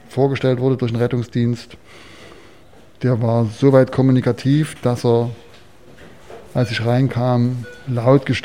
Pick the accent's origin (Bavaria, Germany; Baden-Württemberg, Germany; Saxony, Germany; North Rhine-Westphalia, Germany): Saxony, Germany; Chemnitz; ich komme aus Karl-Marx-Stadt, aus Reichenbrand, aus, aus Chemnitz